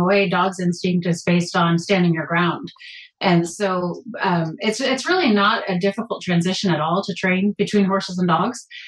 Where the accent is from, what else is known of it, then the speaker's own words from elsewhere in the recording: New Mexico, United States; moved away as an adult; I'm a transplant from New Mexico, and I actually trained reining horses for a living out in New Mexico before I met John